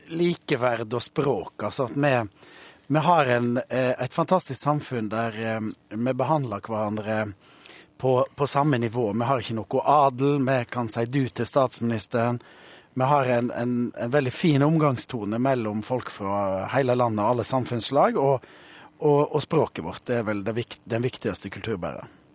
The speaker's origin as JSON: {"language": "Norwegian", "country": "Norway", "said": "Vi nordmenn er åpne, frilynte, vi er demokratiske"}